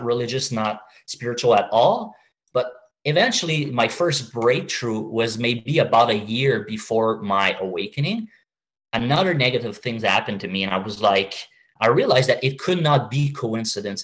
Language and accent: English; Canada; now in Montreal, Canada; I'm Canadian